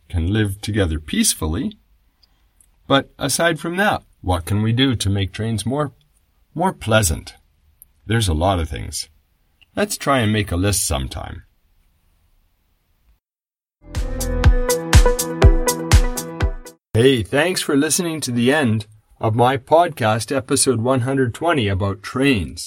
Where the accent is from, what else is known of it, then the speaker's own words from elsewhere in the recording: Canada; now in Japan; I grew up in Canada and now I live in Japan